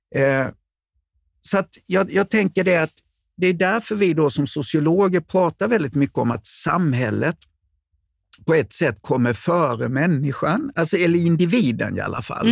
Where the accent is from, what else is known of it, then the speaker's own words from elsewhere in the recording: Småland, Sweden; ni träffar mig som smålänning